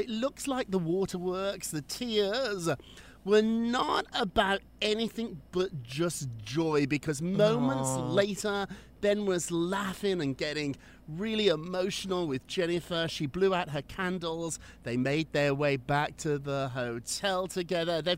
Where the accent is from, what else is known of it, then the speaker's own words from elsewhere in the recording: United Kingdom; moved away as an adult; now in New York, United States; I'm now an American. I've been here longer now than I was in Britain